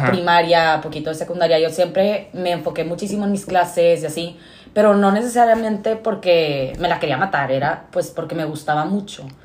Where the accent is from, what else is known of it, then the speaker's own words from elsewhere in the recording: Monterrey, Nuevo León, Mexico; toda mi vida he vivido aquí en Monterrey